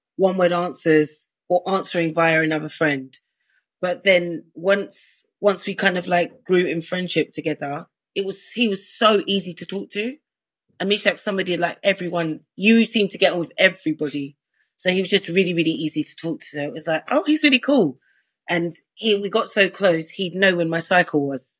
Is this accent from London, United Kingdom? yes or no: yes; London, United Kingdom; I was from South London.